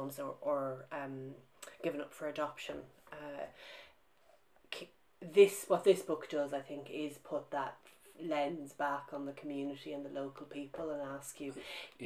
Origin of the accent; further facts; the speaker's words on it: Ireland; moved away as an adult; also born or lived in Britain; now in United Kingdom; my own experience of growing up in Ireland